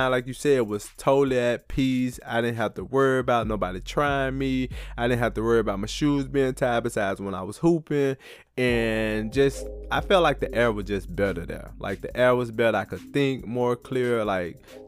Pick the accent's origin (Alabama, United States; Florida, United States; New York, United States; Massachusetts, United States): Alabama, United States; Goodwater; born or raised there